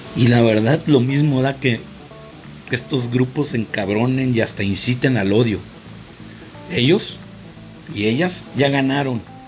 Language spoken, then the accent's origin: Spanish; Mexico